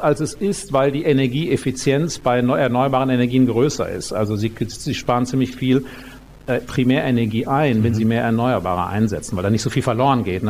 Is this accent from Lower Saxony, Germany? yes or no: no; North Rhine-Westphalia, Germany; also born or lived in Münster; now in Munich, Germany; ich bin ja in den 70er Jahren da auf dem Land aufgewachsen in Ostwestfalen